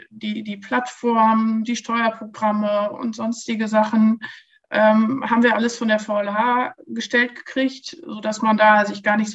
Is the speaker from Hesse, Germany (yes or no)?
no; Lower Saxony, Germany; Berlin war mir zu groß und bin dann zurück nach, ähm, in die Nähe meiner Heimat, nach Osnabrück gegangen.